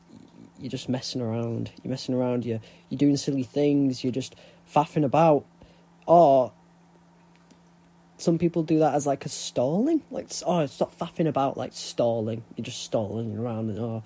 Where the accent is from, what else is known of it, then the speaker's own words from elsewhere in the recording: Huddersfield, Yorkshire and the Humber, United Kingdom; accent: northern; I'm from the north. I'm proper northerner, me. I'm from Yorkshire. I'm from a place called Huddersfield.